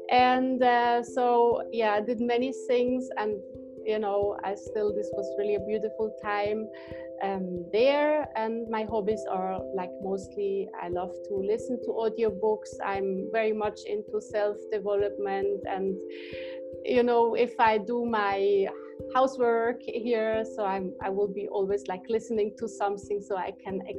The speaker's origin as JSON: {"language": "English", "country": "Switzerland", "tie": "born or raised there", "said": "I grew up in Switzerland"}